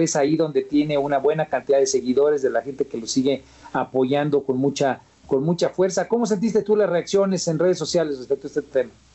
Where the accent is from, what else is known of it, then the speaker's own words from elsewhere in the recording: Guerrero, Mexico; yo vengo del estado de Guerrero